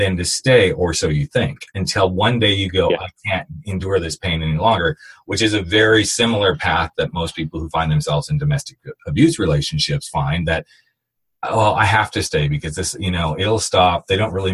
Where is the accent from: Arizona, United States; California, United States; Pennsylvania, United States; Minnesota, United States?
California, United States; I'm from California